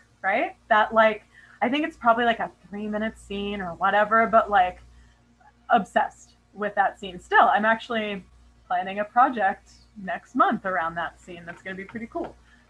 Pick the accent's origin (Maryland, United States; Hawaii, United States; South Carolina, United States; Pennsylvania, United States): Hawaii, United States; born there; but also I was born in Hawaii. And my family are like water people.